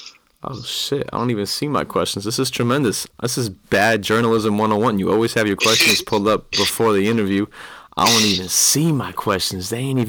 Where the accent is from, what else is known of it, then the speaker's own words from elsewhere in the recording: Maine, United States; Maine is my roots, and I got a lot of love for Maine